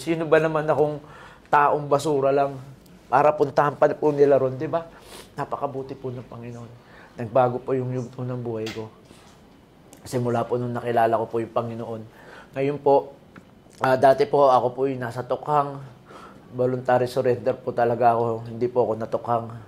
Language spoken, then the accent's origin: Tagalog; Pampanga, Philippines; moved away; also born or lived in Antipolo; kapampangan ako